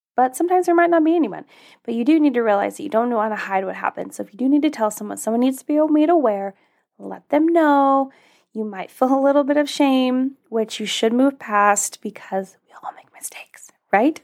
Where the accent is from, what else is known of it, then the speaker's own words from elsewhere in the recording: Alaska, United States; I grew up in Alaska